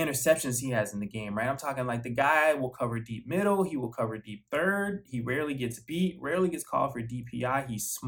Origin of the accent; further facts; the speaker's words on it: South Florida, United States; I'm from South Florida